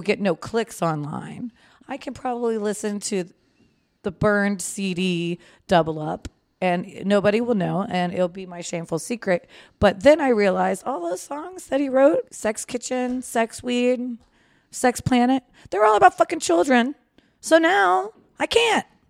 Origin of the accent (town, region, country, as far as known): Manassas, Virginia, United States; born or raised there